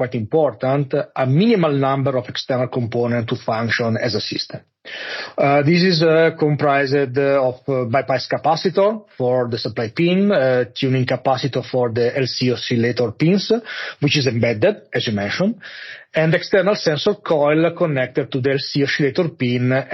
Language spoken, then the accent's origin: English; Monza, Lombardy, Italy; now in Munich, Germany; I grew up in Monza, close to Milan, and now I'm living in Munich.